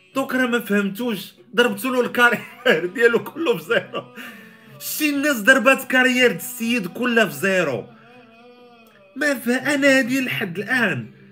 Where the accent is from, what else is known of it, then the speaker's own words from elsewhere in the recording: Morocco; عندنا في المغرب